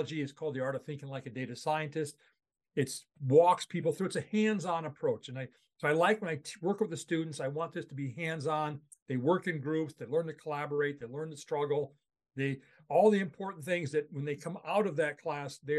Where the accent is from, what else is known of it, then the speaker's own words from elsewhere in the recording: Charles City, Iowa, United States; moved away as an adult; also born or lived in Palo Alto, California; I grew up in Charles City, Iowa. So I'm a native Iowan